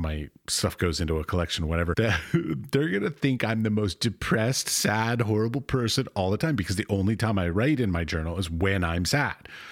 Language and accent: English; United States; as an American